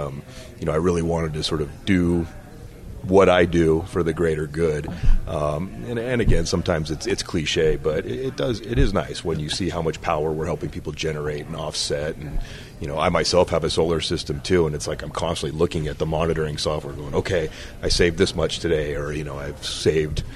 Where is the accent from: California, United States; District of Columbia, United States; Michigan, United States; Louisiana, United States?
California, United States; Bay Area; I grew up in the Bay Area of California.